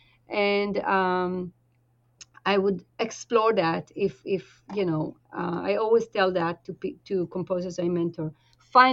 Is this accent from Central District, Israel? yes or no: no; Tel Aviv-Yafo, Tel Aviv District, Israel; moved away; I grew up in Israel and very close to old Jaffa